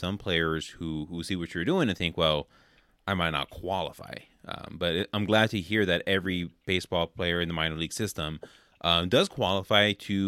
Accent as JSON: {"language": "English", "town": "Oakland", "region": "California", "country": "United States", "tie": "born or raised there", "said": "I grew up in the Oakland area in California"}